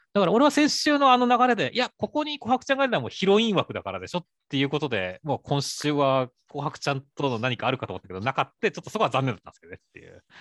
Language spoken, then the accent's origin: Japanese; Shizuoka, Japan; 俺、静 岡出身なんで、静岡県出身なんで